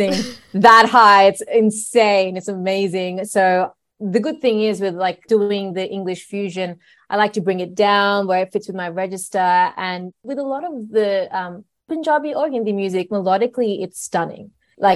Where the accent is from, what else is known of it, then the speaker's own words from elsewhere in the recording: Sydney, New South Wales, Australia; I was born in Sydney